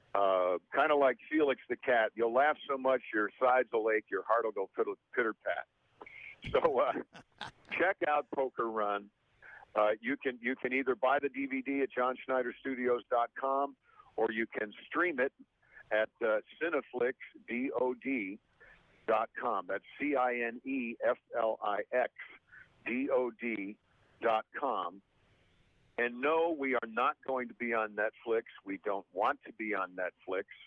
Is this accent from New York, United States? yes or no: yes; Mount Kisco, New York, United States; I'm from Mount Kisco, New York